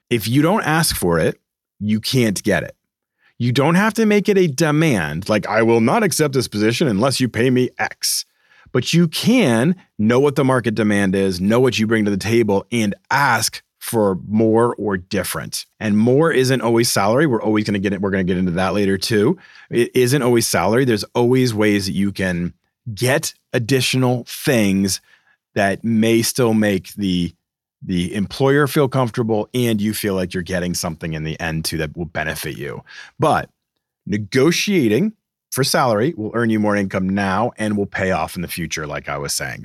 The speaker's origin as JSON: {"language": "English", "town": "Boston", "region": "Massachusetts", "country": "United States", "tie": "born or raised there", "moved": "yes", "said": "Boston, my hometown"}